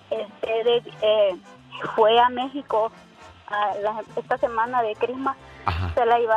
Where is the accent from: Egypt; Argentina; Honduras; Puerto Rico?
Honduras; now in Las Vegas, United States; Yo soy hondureña.